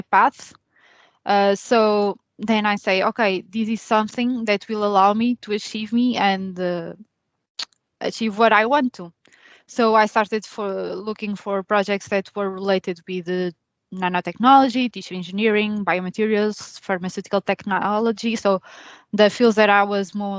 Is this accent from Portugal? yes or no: yes; Coimbra, Centro, Portugal; moved away as an adult; also born or lived in Spain / Sweden; now in Limerick, Ireland; I'm from Coimbra, Portugal.